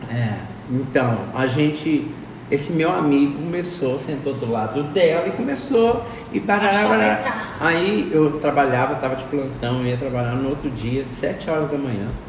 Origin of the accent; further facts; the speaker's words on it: Juiz de Fora, Minas Gerais, Brazil; now in Bela Vista, Brazil; Sou mineiro, lá de Juiz de Fora.